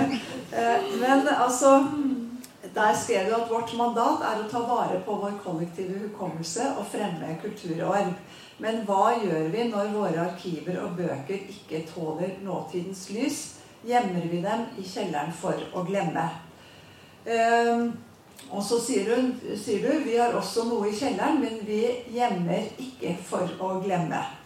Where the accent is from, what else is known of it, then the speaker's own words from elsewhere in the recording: Åfjord, Trøndelag, Norway; jeg vokste opp i Åfjorden på Fosenhalvøya